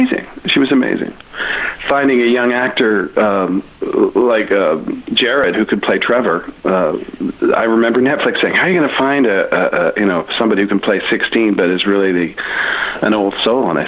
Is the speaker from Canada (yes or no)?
yes; Canada; I'm a Canadian. I'm proudly Canadian